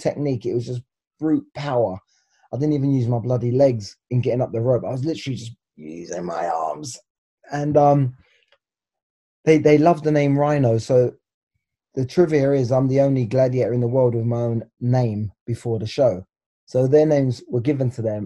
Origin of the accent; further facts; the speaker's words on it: England, United Kingdom; moved away as an adult; now in Los Angeles, United States; we're both from England